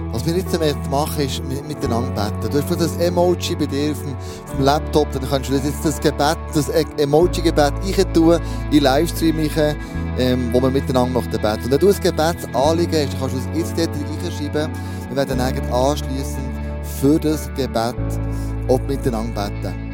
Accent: Switzerland; weil wir ja freie Schweizer sind. Das ist ein Privileg, das wir hier in der Schweiz haben.

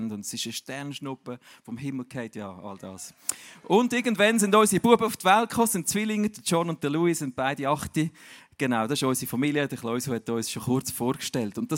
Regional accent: Zürich, Switzerland; Ich bin ja eigentlich äh, in Zürich daheim, aber meine Eltern sind beide Berner.

